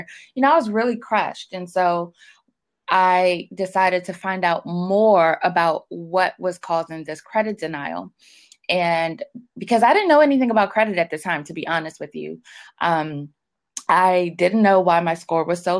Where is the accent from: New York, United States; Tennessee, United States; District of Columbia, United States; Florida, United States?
District of Columbia, United States; Washington; I grew up in Washington, D.C. I've been there my whole life. I'm still in the DMV area now